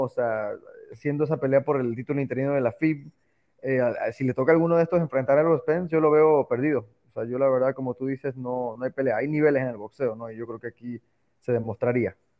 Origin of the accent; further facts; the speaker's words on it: Mexico; soy orgullosamente mexicano